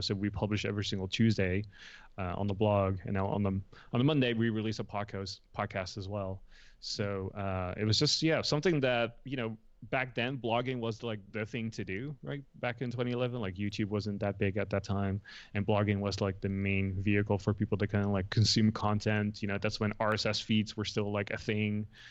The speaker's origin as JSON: {"language": "English", "country": "Netherlands", "tie": "born or raised there", "also_born_or_lived": "Los Angeles, United States", "moved": "as an adult", "lives_now": "United States", "said": "I was born and raised in the Netherlands, so I was there till I was eighteen"}